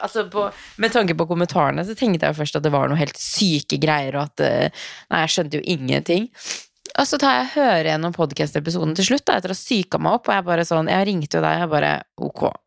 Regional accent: Tromsø, Troms, Norway; moved away; Jeg sitter hjemme i Tromsø

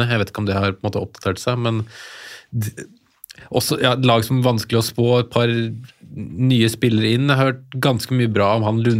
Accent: Kongsvinger, Innlandet, Norway; jeg er fra Kongsvinger

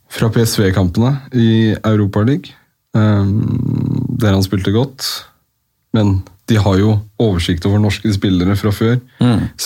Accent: Oslo, Norway; Ja, foreldrene mine er fra Marokko. Men du er fra Oslo? Jeg er fra Oslo. Ja. Vaskeekte Oslo-gutt. Ja. Gamlebyen? Eh, Jordal.

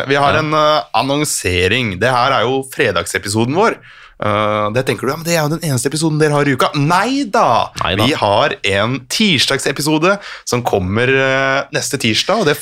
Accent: Norway; Og så tenker jeg også på å komme som nordmann ned på Gran Canaria

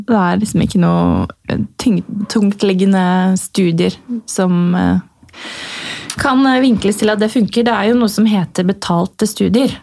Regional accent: Notodden, Telemark, Norway; moved away; also born or lived in Tuddal / Drammen; Jeg kommer fra Notodden og har råna opp og ned den gata så mye

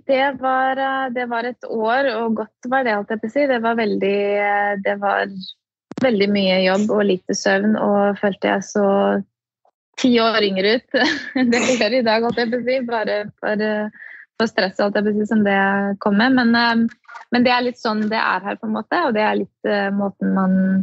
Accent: Norway; moved away as an adult; now in United States; hjemme i Norge

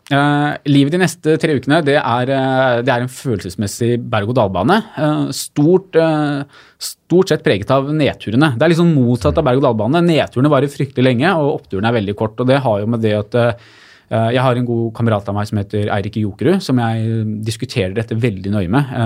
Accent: Lillehammer, Innlandet, Norway; Jeg er fra Lillehammer

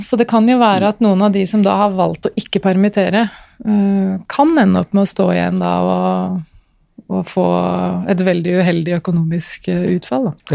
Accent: Norway; jeg er født i Norge

